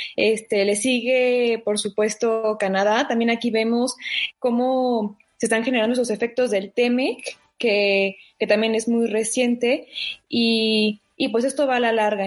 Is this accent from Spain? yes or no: no; Mexico; nosotros como mexicanos